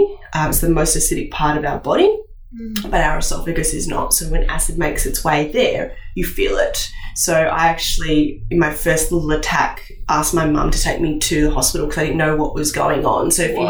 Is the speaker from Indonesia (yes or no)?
yes; Indonesia; growing up in Indonesia and eating Indonesian food maybe helped me to keep away from things like gastro.